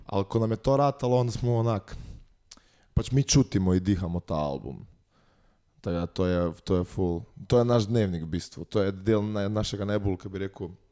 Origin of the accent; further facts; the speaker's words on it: Bela krajina, Slovenia; Mi nismo dolenska, mi smo bila krajna